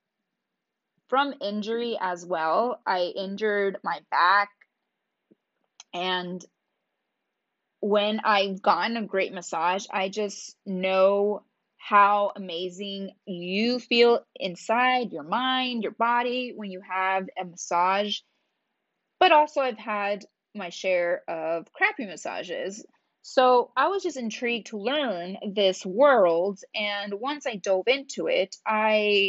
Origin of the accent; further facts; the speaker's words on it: Reno, Nevada, United States; my hometown, Reno, Nevada